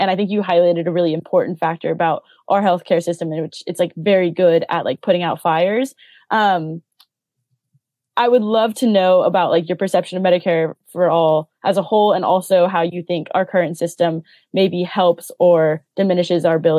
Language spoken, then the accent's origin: English; United States; moved away; I'm American.